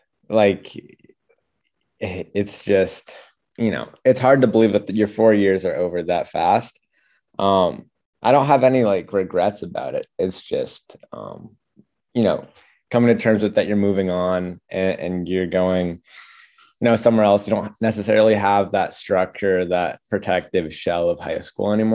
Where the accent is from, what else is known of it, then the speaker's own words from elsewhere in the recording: Orono, Maine, United States; I'm from Orno, Maine